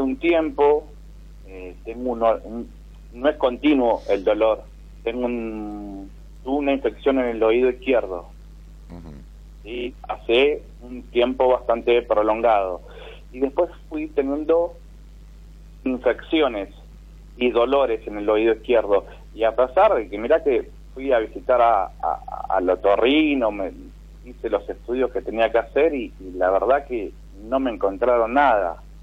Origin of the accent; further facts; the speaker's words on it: Longchamps, Buenos Aires Province, Argentina; De Longchamp